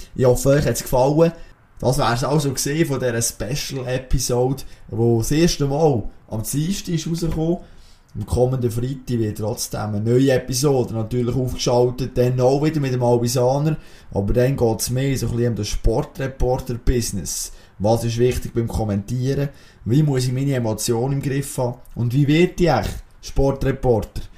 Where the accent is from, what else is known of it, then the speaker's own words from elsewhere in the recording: Bern, Switzerland; als Berner